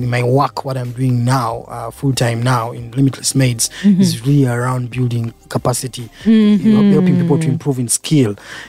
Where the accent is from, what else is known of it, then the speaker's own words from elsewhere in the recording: Jinja, Eastern Region, Uganda; born there; Of course, I was born here in Uganda.